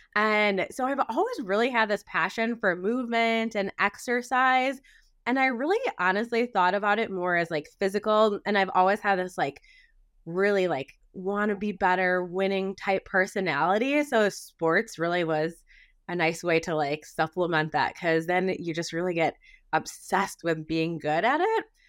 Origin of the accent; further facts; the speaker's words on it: Wisconsin, United States; I'm a Midwest gal, I was born and raised in Wisconsin